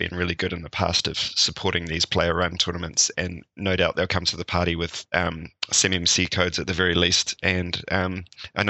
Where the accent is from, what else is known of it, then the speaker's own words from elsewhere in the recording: New Zealand; as a New Zealander